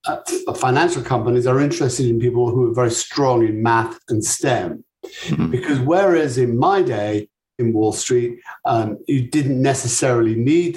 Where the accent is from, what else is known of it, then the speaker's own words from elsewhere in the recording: United Kingdom; accent: British; moved away as an adult; also born or lived in Chicago; my British accent